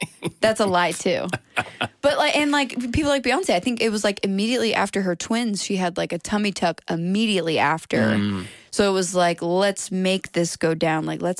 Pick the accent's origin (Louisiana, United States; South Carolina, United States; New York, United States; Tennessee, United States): New York, United States; Brooklyn; I'm from Brooklyn.